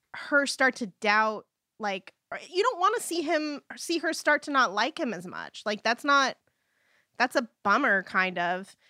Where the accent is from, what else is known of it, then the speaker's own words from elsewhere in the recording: United States; as an American